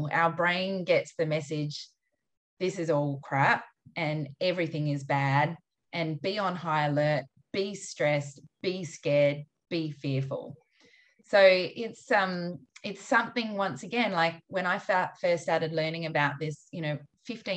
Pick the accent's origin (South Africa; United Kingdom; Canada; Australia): Australia; I, as an Australian